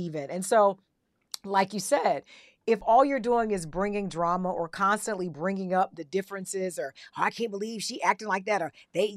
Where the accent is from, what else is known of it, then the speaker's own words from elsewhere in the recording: the South, United States; moved away; also born or lived in New York; I grew up in the South, so you already know the Bible Belt